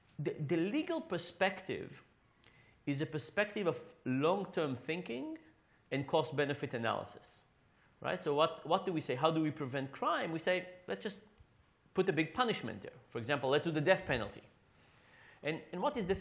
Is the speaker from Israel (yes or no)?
yes; Israel; now in United States; I grew up in Israel